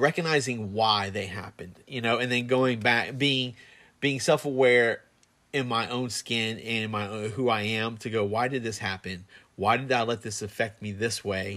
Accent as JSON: {"language": "English", "town": "Plant City", "region": "Florida", "country": "United States", "said": "I'm from Plant City"}